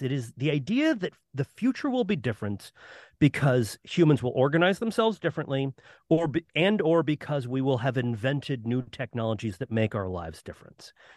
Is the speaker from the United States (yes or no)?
yes; Florida, United States; I grew up in Florida